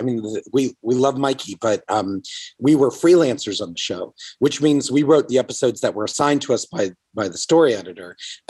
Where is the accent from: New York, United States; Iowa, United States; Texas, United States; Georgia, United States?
Georgia, United States; Atlanta; I grew up in Atlanta reading Marvel comics.